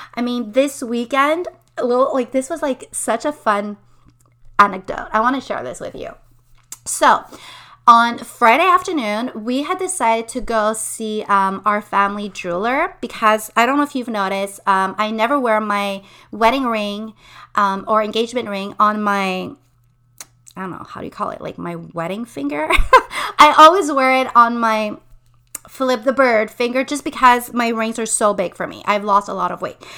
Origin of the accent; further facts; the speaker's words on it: Montreal, Quebec, Canada; moved away as an adult; now in Quebec City, Canada; We were born in Montreal. I'm from the West Island. My husband is from Montreal as well. And so we lived our entire lives in Montreal